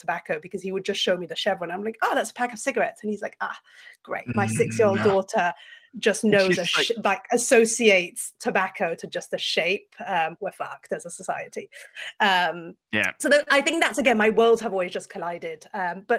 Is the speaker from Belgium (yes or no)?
yes; Brussels, Brussels-Capital Region, Belgium; first language French; English is a second language; moved away as an adult; also born or lived in France; now in United States; I was born in France, grew up in Belgium, British by passport, now currently living in America